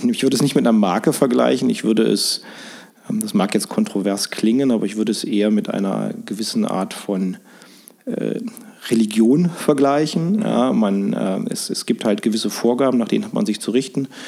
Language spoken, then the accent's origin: German; Harz, Saxony-Anhalt, Germany; moved away as an adult; also born or lived in Mannheim / Sydney / Munich; Ich komme aus dem Harz, Sachsen-Anhalt. Äh, Tal ist ein kleiner Ort im Harz, ehemals äh, auch Ostdeutschland.